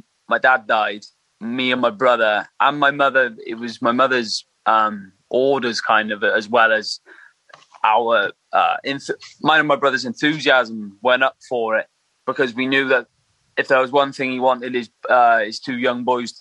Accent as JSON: {"language": "English", "region": "England", "country": "United Kingdom", "tie": "born or raised there", "also_born_or_lived": "Merthyr Tydfil, Wales", "said": "I was in Merthyr when from a small kid, but then I moved to England"}